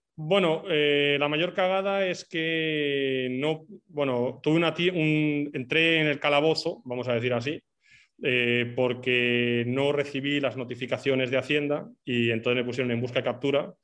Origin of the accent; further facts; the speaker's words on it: Basque Country, Spain; moved away as an adult; also born or lived in Portugal; now in Madeira, Portugal; soy vasco